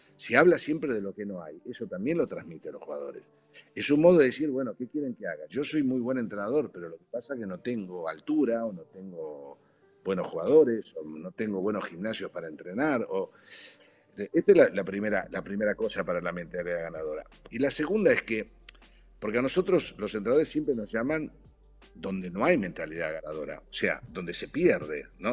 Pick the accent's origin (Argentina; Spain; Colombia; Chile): Argentina; moved away as an adult; also born or lived in Italy; yo viniendo de Argentina